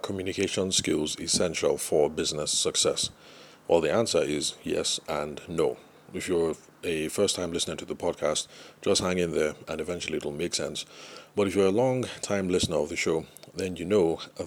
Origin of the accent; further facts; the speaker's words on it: Lagos, Nigeria; for those of us who spent some time growing up in Lagos or other trading cities